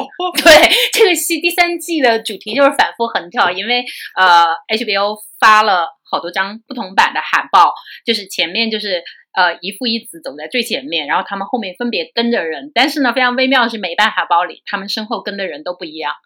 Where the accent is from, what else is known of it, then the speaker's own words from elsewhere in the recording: China; 我们中国人